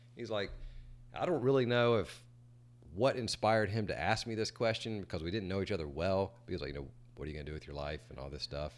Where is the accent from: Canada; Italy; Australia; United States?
United States; Greenwood, South Carolina; I grew up in Greenwood, South Carolina, which is in the upper part of our state.